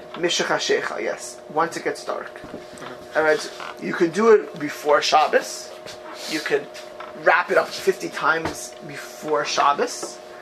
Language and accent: English; Miami Beach, Florida, United States; moved away; growing up in Miami Beach, um, in Miami Beach, Florida, where I grew up in my youth